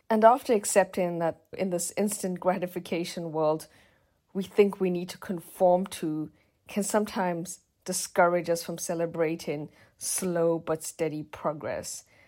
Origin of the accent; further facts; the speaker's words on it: South Africa; moved away; South Africa, my home country.